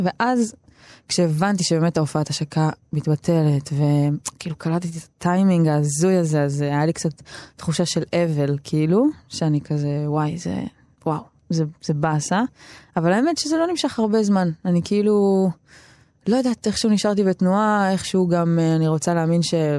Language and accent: Hebrew; Tel Aviv-Yafo, Tel Aviv District, Israel; גדלתי ביפו